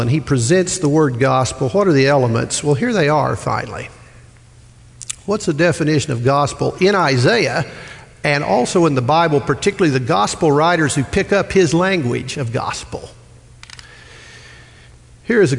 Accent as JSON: {"language": "English", "region": "Midwest", "country": "United States", "moved": "yes", "said": "I'm from the Midwest"}